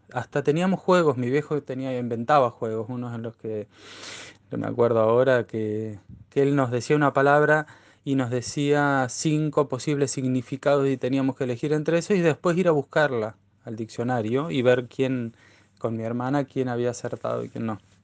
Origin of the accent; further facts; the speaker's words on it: Neuquén, Argentina; yo soy neuquino nativo